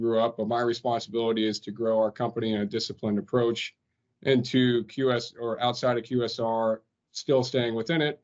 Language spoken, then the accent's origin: English; Cincinnati, Ohio, United States; moved away as an adult; also born or lived in Atlanta; Had the opportunity to move back to Cincinnati here recently, my hometown and where I grew up